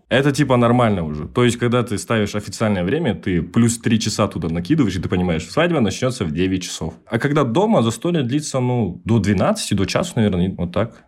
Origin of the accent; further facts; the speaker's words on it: Almaty, Kazakhstan; Я живу в Казахстане с рождения. Я родился в городе Алматы. Там и живу 24 года.